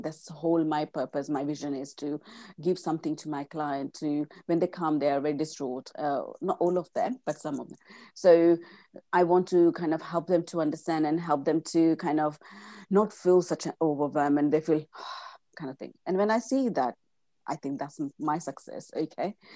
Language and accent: English; India; first language Gujarati; English is a second language; moved away as an adult; I was born and brought up in India, and I came in my mid fif, uh, mid-twenties